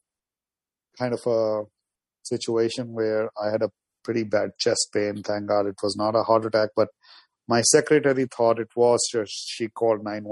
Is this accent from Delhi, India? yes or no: yes; New Delhi, Delhi, India; moved away as an adult; also born or lived in Moscow, Russia / New York, United States; now in United States; I'm from New Delhi, India, originally, and I went to study in Moscow, Russia. And I came to New York